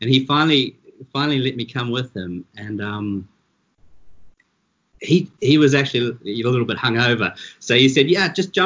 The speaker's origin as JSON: {"language": "English", "country": "New Zealand", "tie": "born or raised there", "moved": "as an adult", "lives_now": "South Africa", "said": "You can tell from my accent, I'm originally from New Zealand. I've been here now over 20 years. And I grew up like, you know, most kids in New Zealand"}